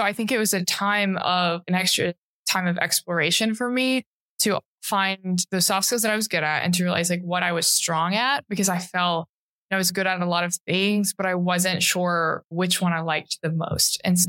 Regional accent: Chattanooga, Tennessee, United States; I loved Chattanooga. It's a beautiful city because there's the mountains and the river that runs through downtown.

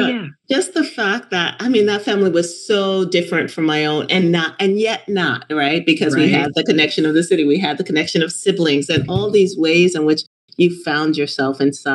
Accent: New York City, New York, United States; when I was growing up in Bushwick.

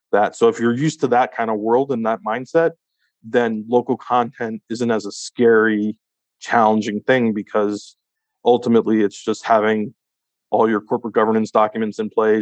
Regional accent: United States; I'm an American citizen

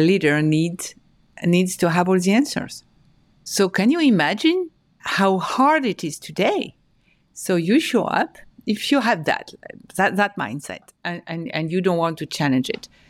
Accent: France; moved away as an adult; also born or lived in Paris, France / north of France; now in New York, United States; I was born and raised in France, in Paris, and in the north of France. I moved to New York four years ago

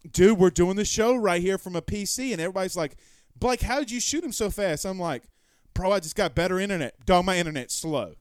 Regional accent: Louisiana, United States; I'm from Louisiana. We call it that boot

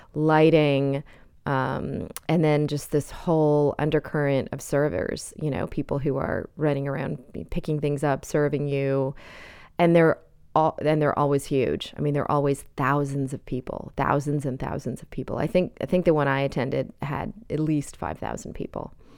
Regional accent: Canada; moved away as an adult; also born or lived in India (parents); now in United States; I was born in Canada and have spent my adult life in the United States, but my parents are from India

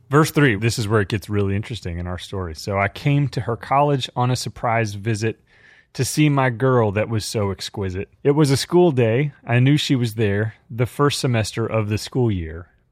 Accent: Dallas Fort Worth area, Texas, United States; growing up in the Dallas Fort Worth area in a family of die-hard Cowboys fans

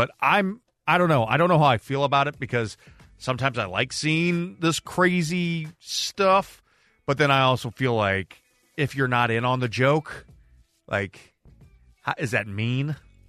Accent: St. Louis, Missouri, United States; that's just what I grew up on in St. Louis.

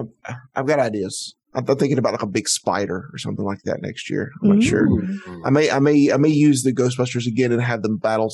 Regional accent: the American South, United States; Something about being a Southerner that's just it's like it's part of our DNA to just share things.

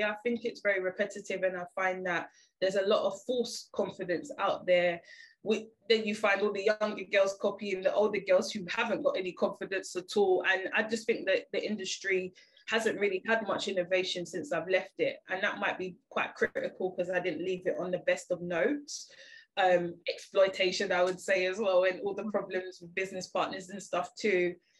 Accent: Jamaica; And I think being Jamaican as well, like, being bigger wasn't a problem.

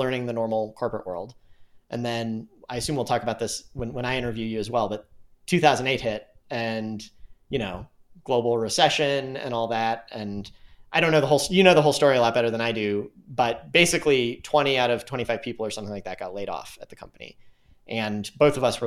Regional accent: St. Louis, Missouri, United States; moved away as an adult; also born or lived in Tucson, Arizona / Park City / San Francisco; I grew up in St. Louis, moved there when I was one

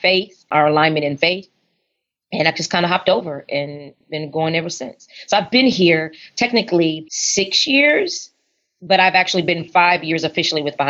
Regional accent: San Antonio, Texas, United States; moved away as an adult; also born or lived in New Orleans, Louisiana; now in Dallas, United States; I am from San Antonio, born and raised in San Antonio

